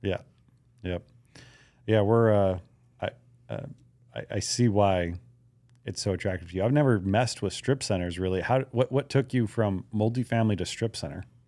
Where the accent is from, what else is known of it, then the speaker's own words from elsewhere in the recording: Hawaii, United States; moved away; I grew up in Hawaii